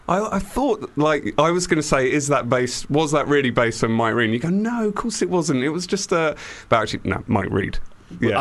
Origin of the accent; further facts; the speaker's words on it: Beckenham, London, United Kingdom; I grew up in Beckenham